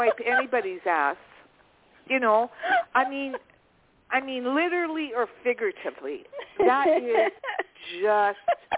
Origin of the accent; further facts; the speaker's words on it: Canada; I am Canadian